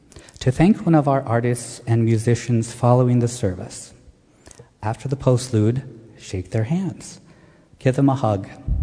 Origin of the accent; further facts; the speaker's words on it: Pennsylvania, United States; also born or lived in Wilmington, Delaware / Freehold, New Jersey / New York City / Montclair; now in Chatham, United States; When I was a kid, I lived in Wilmington, Delaware, Freehold in South Jersey, before growing up in Pennsylvania. And I've also lived in New York City, Montclair, Cleveland, Ohio, and now Chatham.